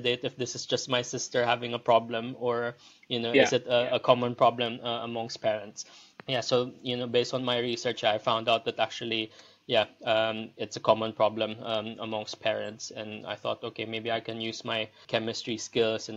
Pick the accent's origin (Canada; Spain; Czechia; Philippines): Philippines; moved away as an adult; also born or lived in Liverpool, United Kingdom / Leeds, United Kingdom; now in London, United Kingdom; I'm originally from the Philippines. I moved over here to the UK back in 2006.